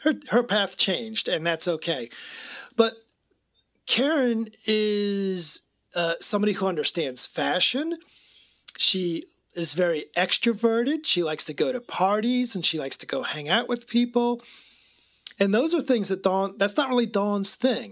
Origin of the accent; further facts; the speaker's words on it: United States; I was raised in America as a male